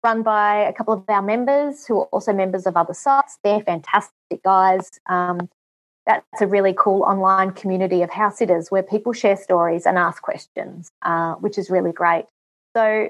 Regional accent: Tamworth, New South Wales, Australia; now in New South Wales, Australia; I live in New South Wales. I grew up in Tamworth, which is about 6 hours west from where I am.

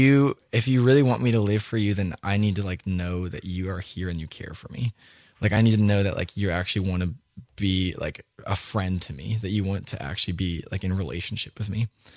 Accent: Erie, Pennsylvania, United States; I grew up in Erie, Pennsylvania, with an amazing family that loves Jesus and loves to raise us up

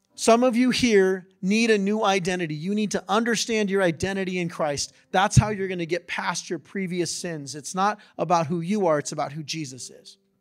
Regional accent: San Diego, California, United States; I grew up in San Diego

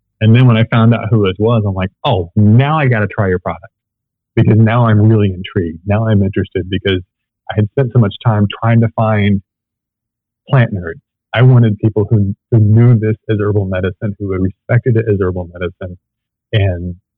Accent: Georgia, United States; I'm from Georgia, where we produce the things that taste like sugar bombs

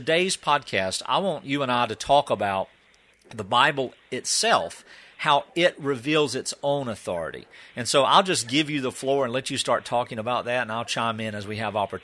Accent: the South, United States; growing up in the South, we learned a song as a child

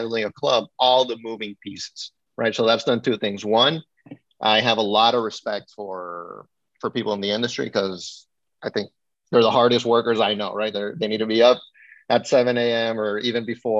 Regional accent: Nicaragua; moved away; also born or lived in Miami, Florida, United States; I grew up in Nicaragua

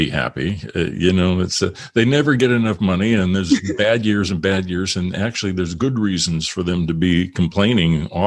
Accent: Illinois, United States; I'm from Illinois

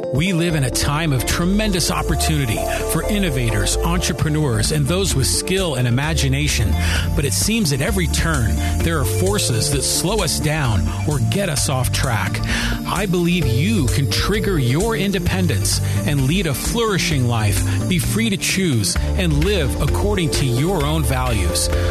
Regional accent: Poway, California, United States; Poway's my my hometown

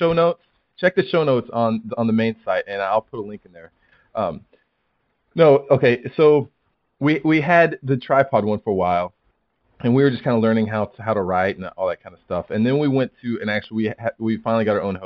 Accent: United States; moved away as an adult; now in Guam; although I'm American, I'm in the U.S. Air Force. So I'm actually living in Guam right now

